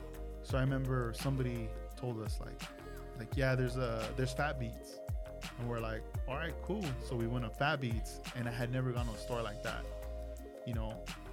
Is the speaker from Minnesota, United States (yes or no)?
no; Oxnard, California, United States; also born or lived in Port Hueneme, California; Yeah, so like when I was born in Port Hueneme, which is a small little town right next to Oxnard, and but I grew up in Oxnard. I was just like born in that city, and you know, growing up in Oxnard, it's like that's all I knew.